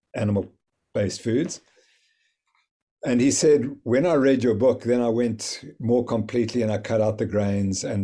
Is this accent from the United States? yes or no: no; South Africa; I'm from South Africa